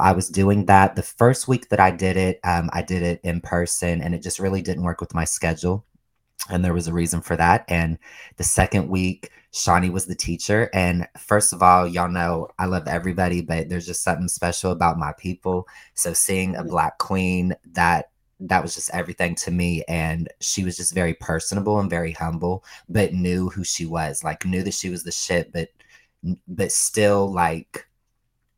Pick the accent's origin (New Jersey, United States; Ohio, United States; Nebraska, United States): Ohio, United States; I'm from Ohio